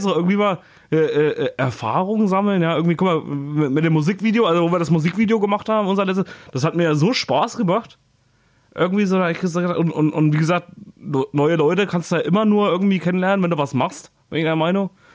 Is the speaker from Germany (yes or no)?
yes; Thuringia, Germany; born or raised there; moved away